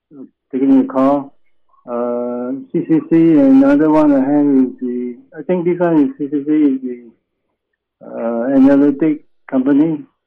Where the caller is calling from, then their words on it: Dallas, Texas, United States; I'm calling from Dallas, Texas.